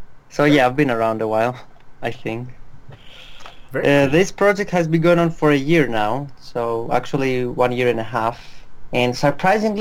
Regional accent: Greece; I'm from Greece, the land that's currently in debt

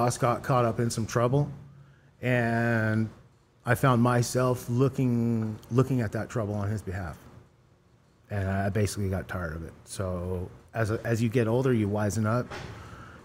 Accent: Los Angeles, California, United States; I grew up in North Hollywood. I grew up in the San Fernando Valley

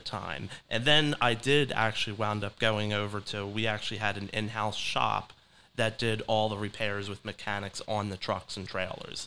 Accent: Delran, New Jersey, United States; also born or lived in Philadelphia, Pennsylvania; I was raised in Del Ran, New Jersey, just right over the bridge from Philadelphia

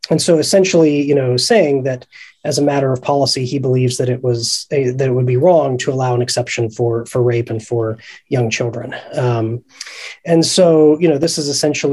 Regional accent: Ohio, United States; my home state that I hail from, which is Ohio

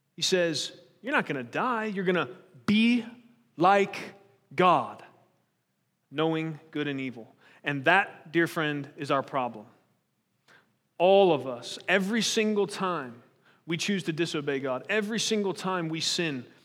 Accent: United States; we're American

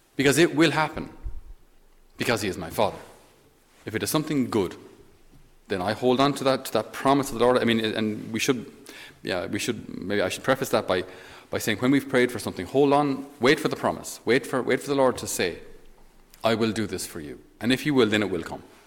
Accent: Ireland; as Irish, we're not very good

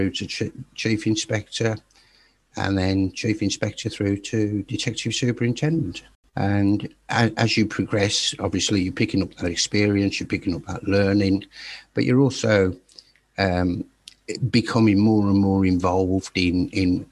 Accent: Birmingham, West Midlands, United Kingdom; now in Staffordshire, United Kingdom; I was born in Birmingham, and I currently live in Staffordshire

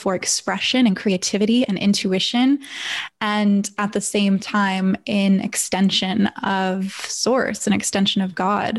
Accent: Northern LA County, California, United States; also born or lived in San Diego / Los Angeles; I'm from Northern LA County, so it's not like I moved across country

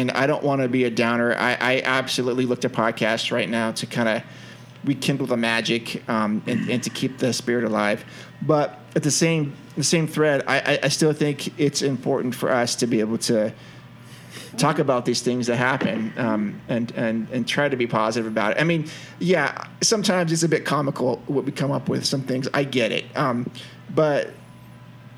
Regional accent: California, United States; as a Californian, born and raised here.

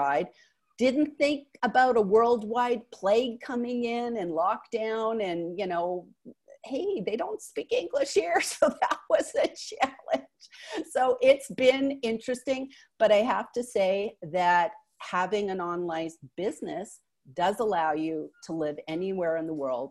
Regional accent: Wallaceburg, Ontario, Canada; also born or lived in United States / Israel; now in Haifa, Israel; I was born in this like no name place called Wallaceburg, Ontario

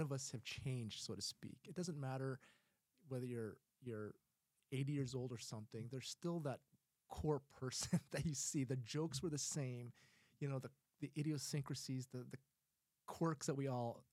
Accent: Ohio, United States; moved away; I grew up in Ohio

